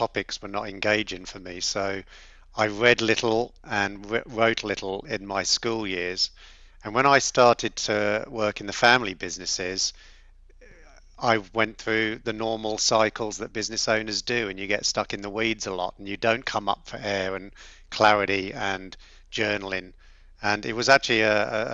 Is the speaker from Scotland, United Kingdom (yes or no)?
no; London, United Kingdom; also born or lived in South Coast, England; now in Australia; I grew up in London, the youngest of 10 kids